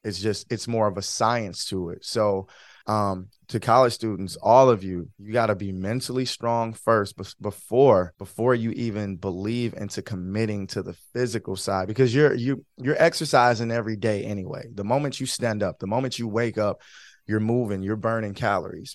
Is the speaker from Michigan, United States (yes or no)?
yes; Detroit, Michigan, United States; moved away as an adult; now in Florida, United States; born and, born and raised in Michigan, grew up in Detroit, um, but yeah, born and raised. I live in Florida now